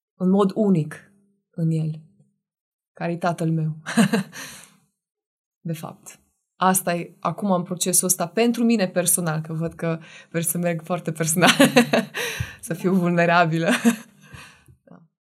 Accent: Oradea, Bihor County, Romania; now in Cluj-Napoca, Romania; sunt din Oradea. Uh, am trei frați și două surori, care toți sunt în Oradea și locuiesc acolo. Sunt singura care am plecat de acolo

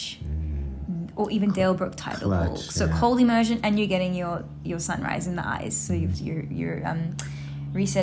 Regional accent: South Africa; I'm from South Africa

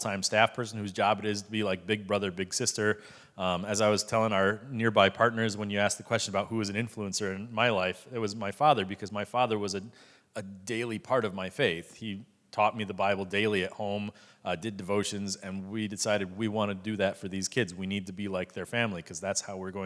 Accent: United States; now in Cambodia; me as an American who has more money than they

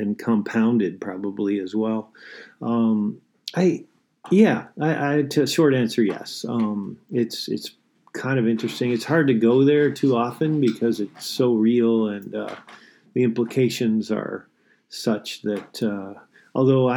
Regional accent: Michigan, United States; now in St. Paul, United States; I'm from Michigan originally. I grew up in a little town there, about 800 people.

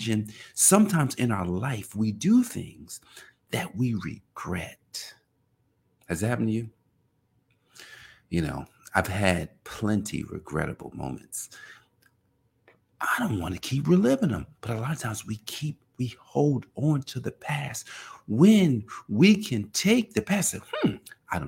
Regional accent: Newark, New Jersey, United States; now in Indian Head, United States; I'm from Newark, New Jersey

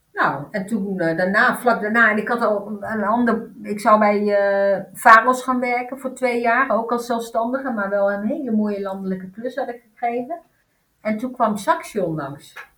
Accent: Netherlands; also born or lived in Turkey; ik ben in Turkije geboren en ik ben hier in een achterstandsbuurt opgegroeid.

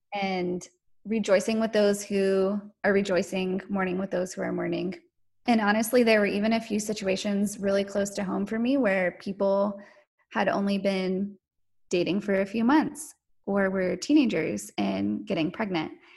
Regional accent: North Carolina, United States; I was born and raised in North Carolina

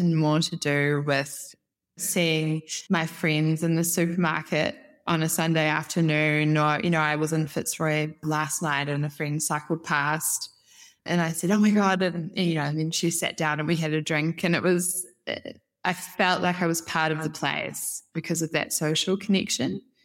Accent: New Zealand; moved away as an adult; also born or lived in Europe / Eindhoven, Netherlands; now in Australia; I'm originally from Aotearoa, New Zealand.

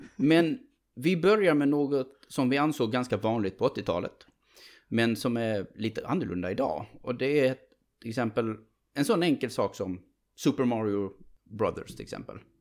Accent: Sweden; som svensk

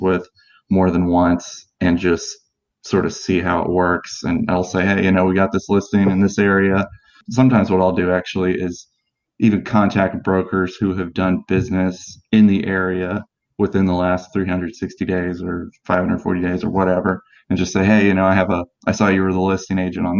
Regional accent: Maryland area, United States; moved away as an adult; now in Indianapolis, United States; We're from the Maryland area

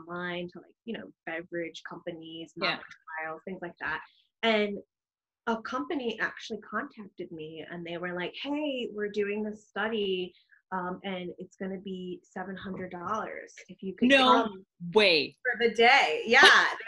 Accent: New York City, New York, United States; I was born and raised in the Bronx. I'm a Bronx girl

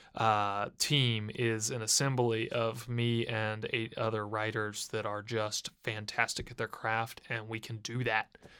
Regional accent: Cincinnati, Ohio, United States; moved away as an adult; also born or lived in Boston; now in Nashville, United States; I'm from Cincinnati

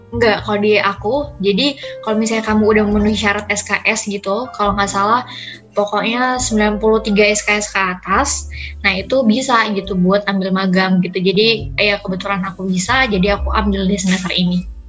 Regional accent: Cirebon, West Java, Indonesia; moved away as an adult; also born or lived in Sukabumi; now in Semarang, Indonesia; aku BTW dari Cirebon, di Jawa Barat, cuman lahir aku dari Sukabumi.

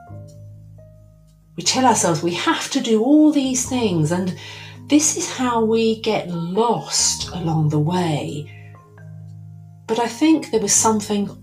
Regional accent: England, United Kingdom; I'm English.

